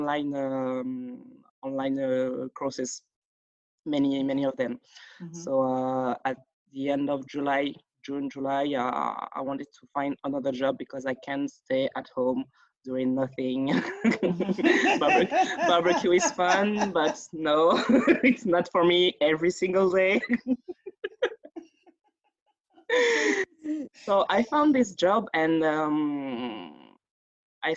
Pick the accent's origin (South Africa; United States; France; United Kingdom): France; Paris, Île-de-France; English is a second language; moved away as an adult; also born or lived in Nantes; now in Montreal, Canada; I grew up in Paris. Born and raised, I grew up in Paris, near to Paris.